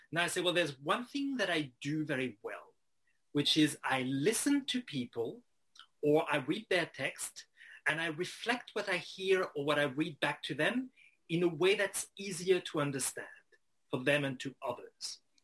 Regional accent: Strasbourg, Grand Est, France; growing up in Strasbourg uh, in northeastern France

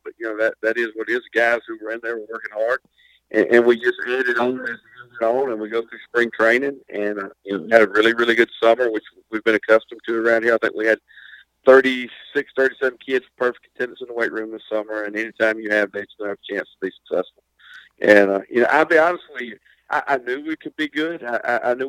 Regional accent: Lumberton, Mississippi, United States; I'm originally from Lumberton. I graduated here in 99

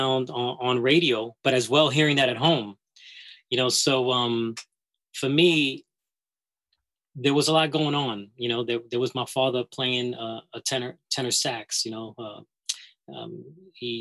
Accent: New York City, New York, United States; I'm from the Bronx, you know. I lived on Stratford Avenue and on Westchester Avenue

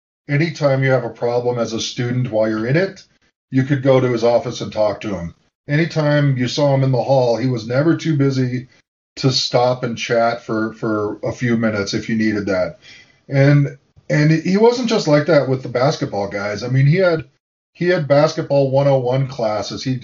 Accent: United States; I was a local kid. I'm still in the house that I've now renovated that I grew up in Mission Hills. I live 3 miles from campus still

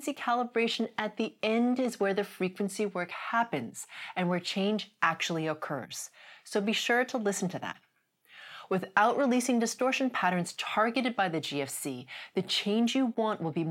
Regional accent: Canada; I'm Canadian

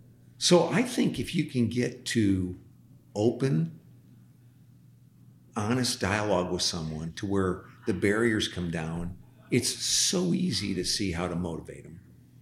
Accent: Midwest, United States; you come from the Northeast. I come from the Midwest.

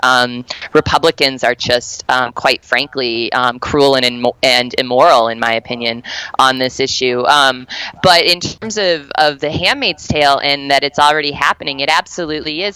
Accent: Colorado, United States; my home state of Colorado.

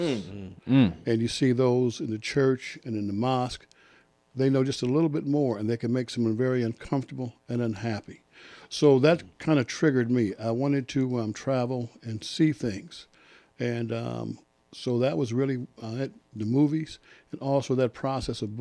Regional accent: Detroit, Michigan, United States; I'm from Detroit.

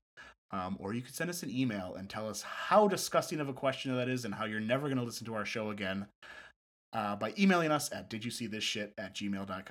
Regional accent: Wisconsin, United States; I'm from Wisconsin

